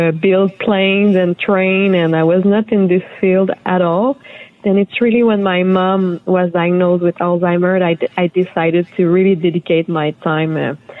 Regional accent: near Montreal, Quebec, Canada; Yeah, I grew up in Canada, in the French province of Canada, and close to Montreal.

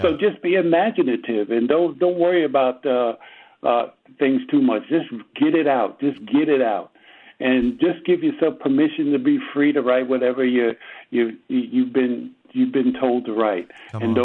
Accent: New York City, New York, United States; moved away; growing up in New York City

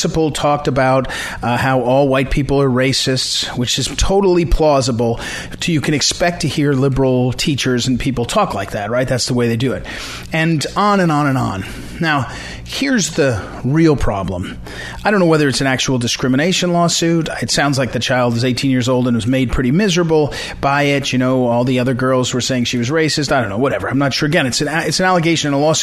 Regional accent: St. Louis, Missouri, United States; moved away; my hometown in St. Louis

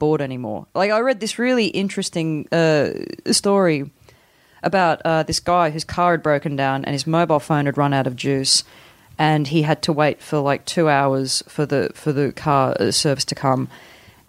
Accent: Newcastle, New South Wales, Australia; moved away; I loved growing up in Newcastle.

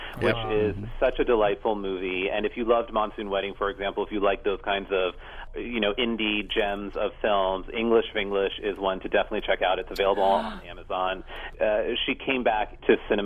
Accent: Pennsylvania, United States; I was born here in Pennsylvania and I've spent my whole life in America

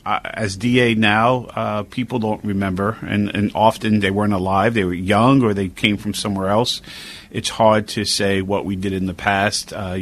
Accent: New York City, New York, United States; I'm a lifelong New Yorker and Brooklynite. I grew up in Williamsburg and East New York in Brooklyn.

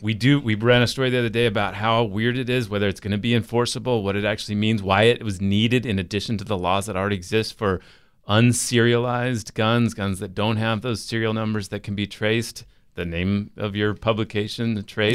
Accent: Utah, United States; we had a hundred education course in eighth grade in Utah

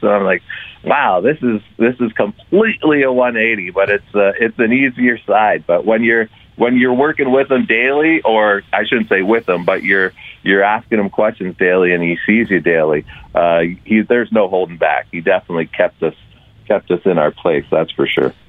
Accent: Stouffville, Ontario, Canada; moved away as an adult; also born or lived in Calgary, Alberta; now in Toronto, Canada; we both grew up in Ontario. I'm from Stouffville.

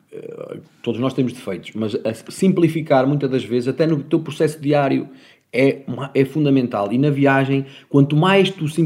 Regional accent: Portugal; Não, mas espera, nós como portugueses a, eh, a, eh, comprámos no Booking a mais barato

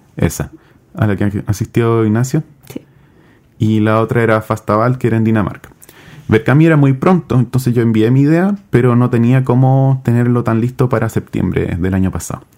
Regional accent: Chile; De Chile

